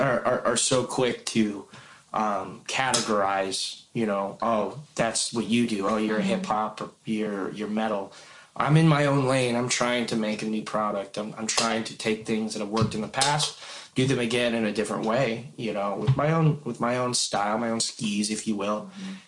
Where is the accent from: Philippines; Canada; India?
Philippines; I don't think that I'm any better because I'm Filipino, but I consider it one of my strengths.